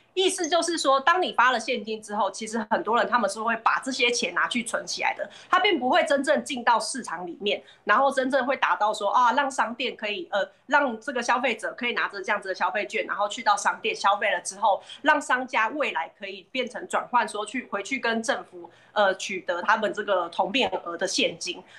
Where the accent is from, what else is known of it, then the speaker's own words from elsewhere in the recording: Fengshan, Kaohsiung, Taiwan; 也是这个我的家乡这个凤山的议员